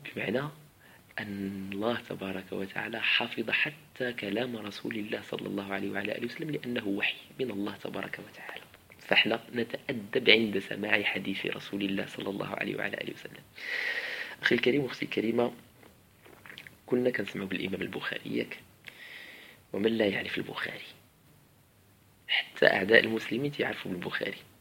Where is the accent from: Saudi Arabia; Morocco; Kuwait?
Morocco; عندنا في المغرب